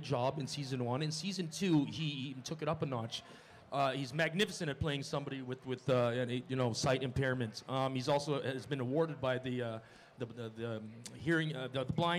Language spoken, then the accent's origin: English; Montreal, Quebec, Canada; moved away; I was freezing in Montreal growing up